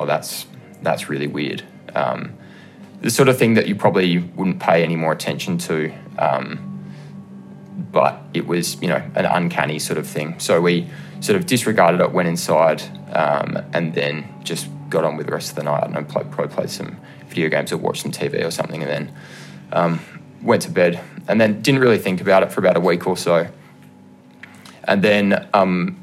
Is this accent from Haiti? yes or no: no; Adelaide, South Australia, Australia; I'm from Adelaide, South Australia.